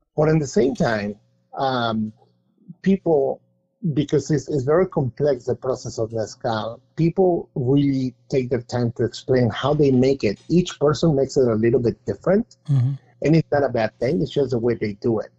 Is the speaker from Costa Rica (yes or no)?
no; Mexico City, Mexico; now in United States; I am from Mexico City